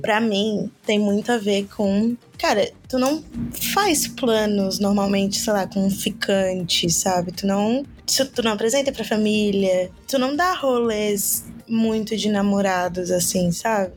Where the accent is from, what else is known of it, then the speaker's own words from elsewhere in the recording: Florianópolis, Santa Catarina, Brazil; now in São José, Brazil; Sou de Floripa. Na verdade, moro em São José, né? Mas eu nasci em Floripa, então eu vou falar que eu sou de Florianópolis.